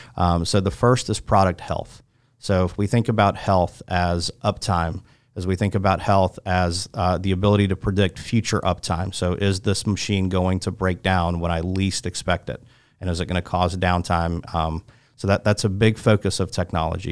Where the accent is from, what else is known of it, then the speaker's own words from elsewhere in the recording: Chapel Hill, North Carolina, United States; also born or lived in Moscow, Russia; I grew up in Chapel Hill